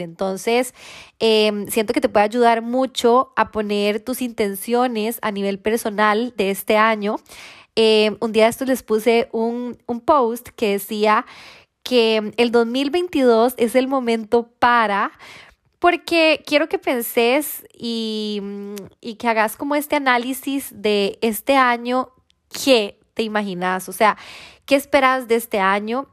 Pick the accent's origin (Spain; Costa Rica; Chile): Costa Rica; soy de Costa Rica